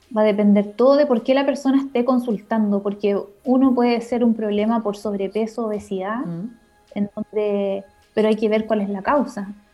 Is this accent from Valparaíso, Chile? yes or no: no; Concepción, Biobío, Chile; Yo soy de Conce